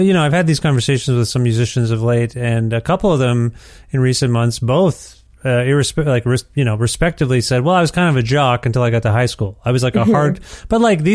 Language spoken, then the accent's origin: English; Cambridge, Ontario, Canada; also born or lived in Guelph, Ontario; growing up in Cambridge, Ontario